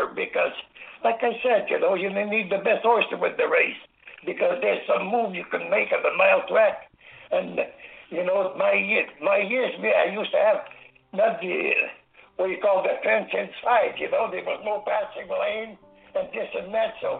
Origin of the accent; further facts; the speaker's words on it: Angers, Quebec, Canada; at the farmhouse, where I was raised and born in Angers, Quebec